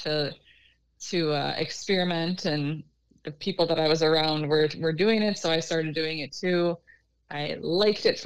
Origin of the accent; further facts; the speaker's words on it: Minnesota, United States; now in Rochester, United States; I live about 45 minutes from where I grew up